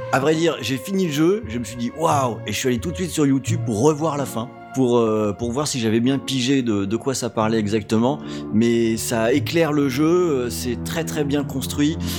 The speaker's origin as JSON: {"language": "French", "town": "Rennes", "region": "Brittany", "country": "France", "said": "je suis Rennais"}